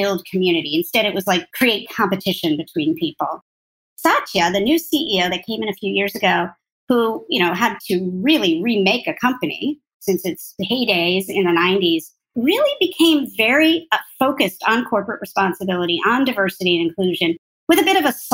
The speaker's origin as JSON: {"language": "English", "area": "near Albany", "region": "New York", "country": "United States", "tie": "born or raised there", "said": "I grew up near Albany"}